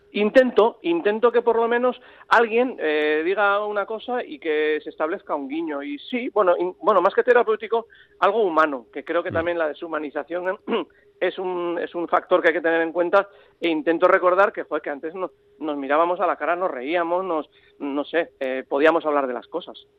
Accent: San Sebastián, Basque Country, Spain; yo soy donostiarra, pero amo Bilbao, Navarra, mi abuela de Navarra, mi padre riojano

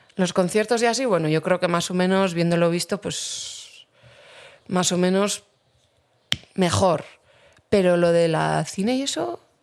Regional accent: Basque Country, Spain; yo vivo aquí y, vivo en mi pueblo

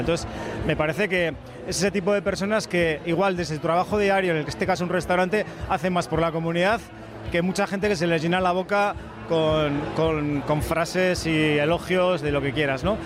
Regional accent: Navarre, Spain; soy muy navarro y muy osasunista

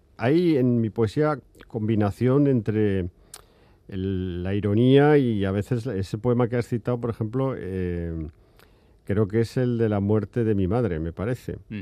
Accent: Aragon, Spain; Yo también soy hijo de una tierra que yo soy aragonés

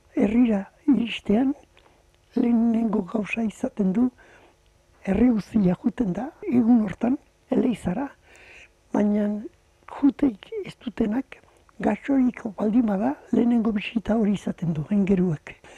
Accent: Tolosa, Basque Country, Spain; ni tolosan jaio nitzen

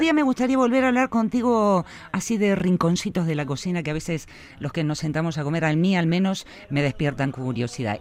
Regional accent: Argentina; now in Vitoria, Spain; yo como argentina

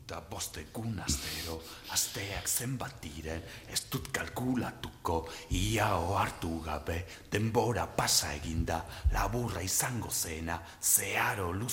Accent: Bilbao, Basque Country, Spain; Basque is a second language; ni bilbokoa naiz, bilbon jaioa naiz, Euskaldun berria, orduan ikasi nuen

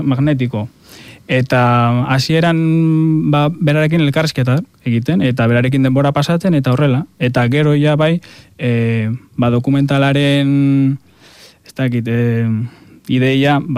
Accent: a village near Gorbeia, Basque Country, Spain; hartzentza dago nire herrian oso presente, gorbeia daukagulako hor herrian

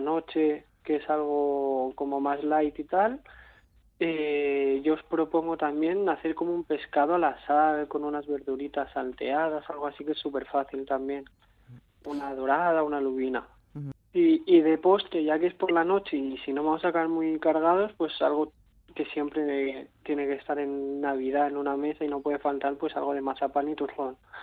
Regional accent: Catalonia, Spain; yo vengo de Cataluña

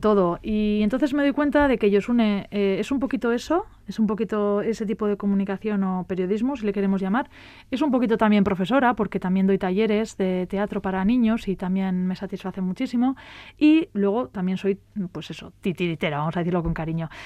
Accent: Falces, Navarre, Spain; mi pueblo, en Navarra, en Falces

